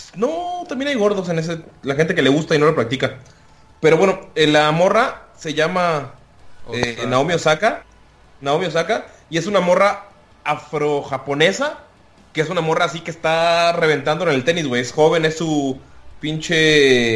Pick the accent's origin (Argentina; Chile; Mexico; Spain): Mexico; todos somos orgullosamente mexicanos